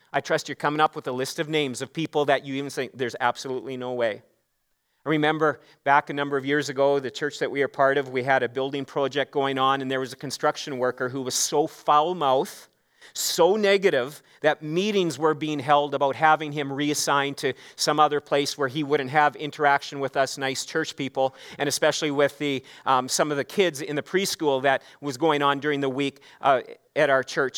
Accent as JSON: {"language": "English", "region": "Saskatchewan", "country": "Canada", "tie": "born or raised there", "also_born_or_lived": "Regina", "said": "I grew up in Saskatchewan. I'm a Saskatchewan boy"}